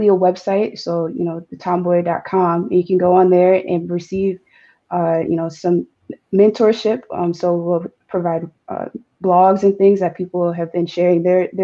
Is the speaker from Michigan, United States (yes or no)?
yes; East Lansing, Michigan, United States; I'm from East Lansing. So I've grown up in East Lansing my entire life, went to East Lansing High School